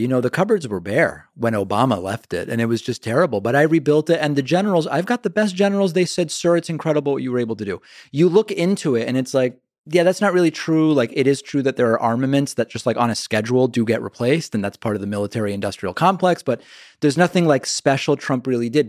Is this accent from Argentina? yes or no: yes; Argentina; now in United States; I'm from Argentina